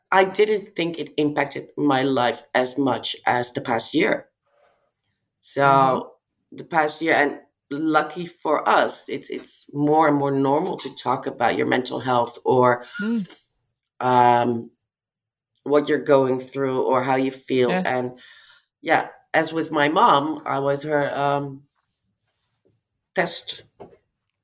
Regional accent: Amsterdam, North Holland, Netherlands; in Amsterdam, it's my hometown.

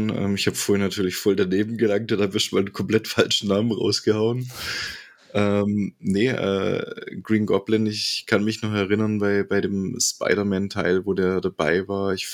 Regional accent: Bremen, Germany; ich bin aus Bremen.

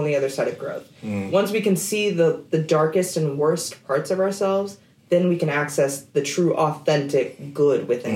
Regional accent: Oklahoma, United States; I grew up in Oklahoma in predominantly white environments

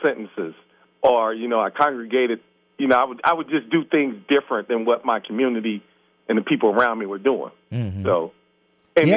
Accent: Cincinnati, Ohio, United States; I grew up in Avondale

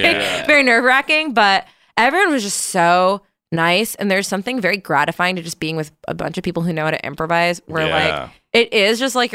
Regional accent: East Coast, United States; I love New York so much. I still prefer it in many ways. I'm from the East Coast.

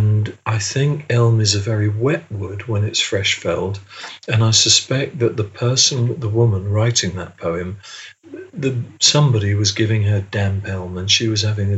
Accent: England, United Kingdom; being English-British

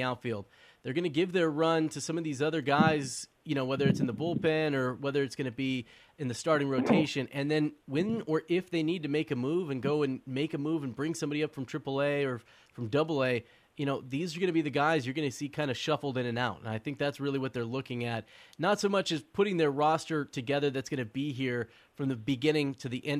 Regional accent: Oakland, California, United States; I was born in Oakland, from the Bay Area

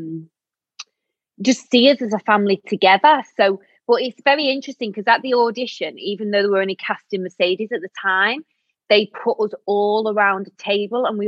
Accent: Manchester, North West England, United Kingdom; moved away; I lived in Manchester then, because obviously I'm from Manchester

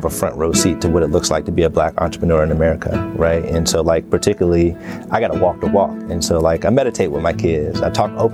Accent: Pittsburgh, Pennsylvania, United States; I accomplished my dream in my hometown and won a Super Bowl there

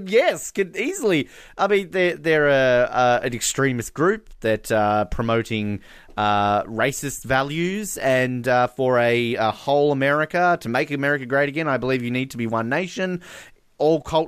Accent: Australia; my country

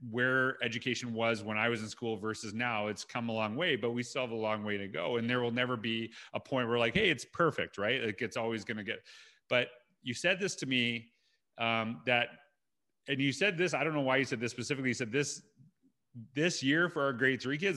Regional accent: Canada; I grew up in Canada

